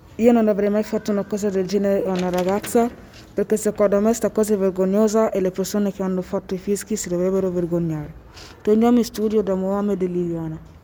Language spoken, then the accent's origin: Italian; Philippines; Io non sono cinese, sono filippina